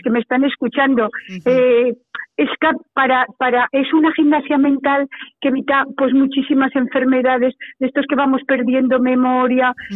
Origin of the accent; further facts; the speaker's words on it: Calatayud, Aragon, Spain; moved away as an adult; also born or lived in Zaragoza; soy bilbilitana, claro, salí de, de, de Calatayud prontísimo a los 19 años